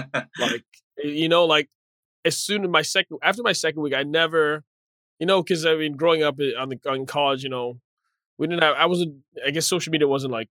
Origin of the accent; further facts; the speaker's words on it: Nigeria; born there; also born or lived in Zambia / Zimbabwe / Ethiopia / Massachusetts, United States; I was born in Nigeria. I'm Nigerian born originally. My dad used to work for the UN, so we moved around quite a bit in different countries in Africa: Zambia, Zimbabwe, then Ethiopia.